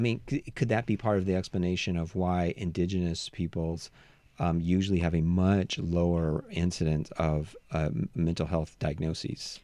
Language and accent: English; United States; I was raised in the United States